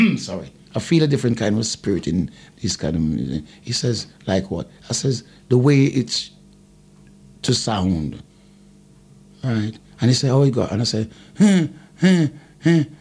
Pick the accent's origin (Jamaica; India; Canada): Jamaica; I've made the first album as a Jamaican artist